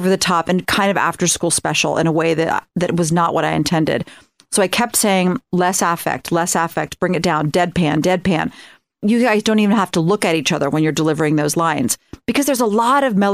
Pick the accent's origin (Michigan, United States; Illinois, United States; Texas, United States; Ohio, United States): Ohio, United States; I'm from Ohio.